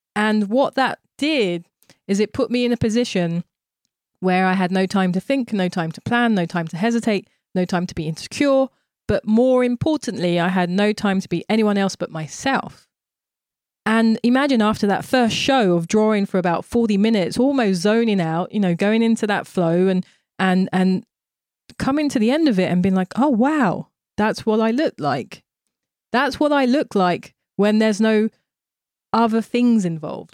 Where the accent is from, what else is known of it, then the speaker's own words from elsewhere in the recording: London, United Kingdom; moved away as an adult; also born or lived in Tokyo, Japan; now in New York, United States; when I was growing up in Thamesmead, which was a, a very white racist environment